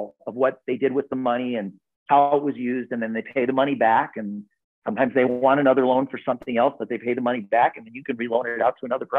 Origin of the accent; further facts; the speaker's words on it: Park Forest, Illinois, United States; I grew up in a lower middle income family in the south suburbs of Chicago